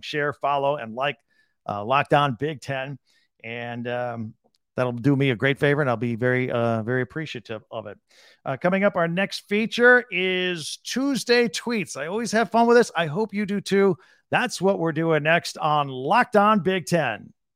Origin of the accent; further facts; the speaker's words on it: Michigan, United States; I was born in Michigan